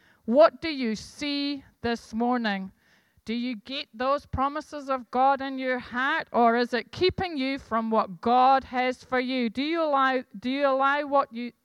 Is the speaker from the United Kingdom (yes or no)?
yes; Scotland, United Kingdom; I'm Scottish